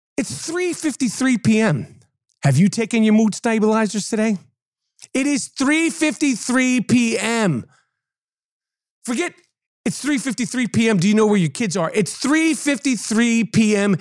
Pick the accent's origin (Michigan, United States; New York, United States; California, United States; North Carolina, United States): New York, United States; New York City; Growing up in New York